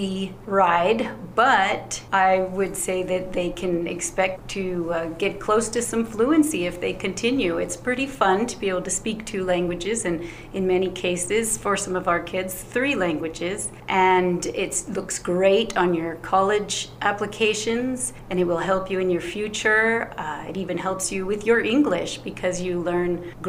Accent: Ruby Valley, Nevada, United States; I come from Ruby Valley, where I live with my family

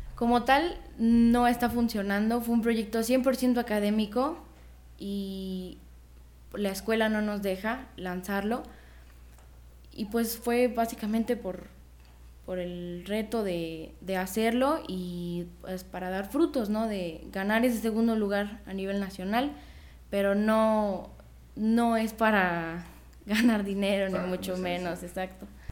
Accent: Mexico; yo soy mexicana, orgullosamente mexicana

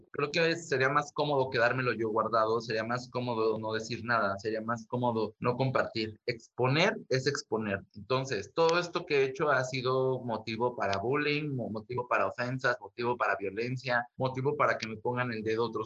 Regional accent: Mexico; yo me considero un artista mexicano con una mirada global, con intenciones galácticas

